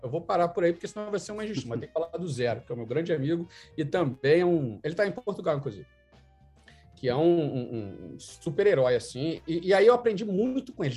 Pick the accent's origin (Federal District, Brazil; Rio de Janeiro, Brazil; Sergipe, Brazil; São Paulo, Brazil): Rio de Janeiro, Brazil; moved away as an adult; also born or lived in Vancouver, Canada / Toronto, Canada; now in Canada; com minha banda de pagode, como um bom carioca